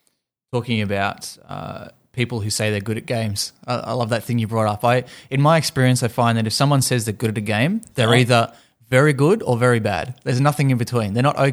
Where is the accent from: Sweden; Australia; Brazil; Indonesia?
Australia; Tasmania; I grew up in Tasmania where there wasn't much gaming action happening